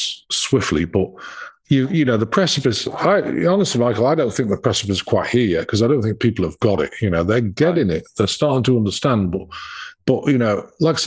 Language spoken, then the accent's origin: English; England, United Kingdom; moved away as an adult; now in United States; I'm British